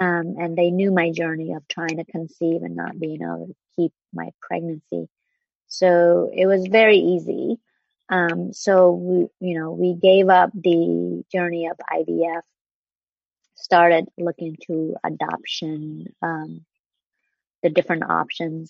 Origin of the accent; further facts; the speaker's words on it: Vietnam; English is a second language; moved away; I grew up in Vietnam.